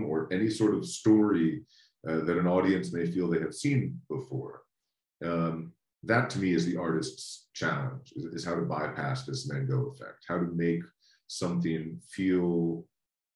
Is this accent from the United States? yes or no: yes; United States; as an American growing up in the United States